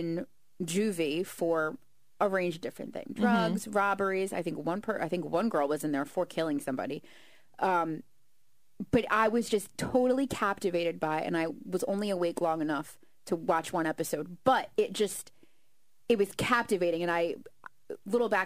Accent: Atlantic City, New Jersey, United States; here, like Atlantic City

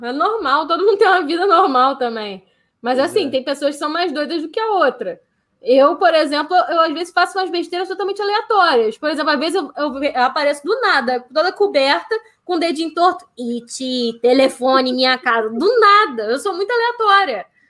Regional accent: Rio de Janeiro, Brazil; also born or lived in Tijuca, Rio de Janeiro; eu sou de Marechal, nasci em Marechal, cresci em Marechal, só agora depois de, de velha que eu vim para Tijuca

